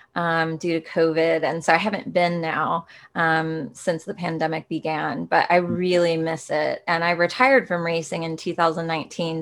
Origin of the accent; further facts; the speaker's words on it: Rochester, Minnesota, United States; I got to grow up in the, the, very cold Minnesota